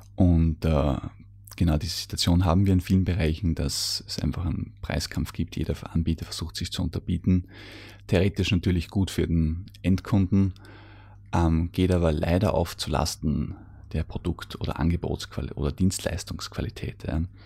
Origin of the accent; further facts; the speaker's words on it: Austria; bei uns in Österreich